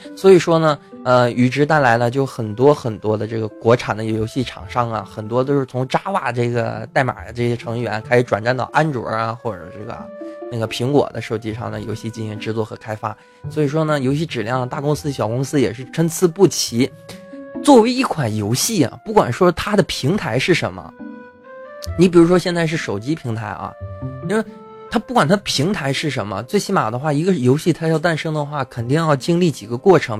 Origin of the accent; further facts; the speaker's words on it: China; 我也是中国人嘛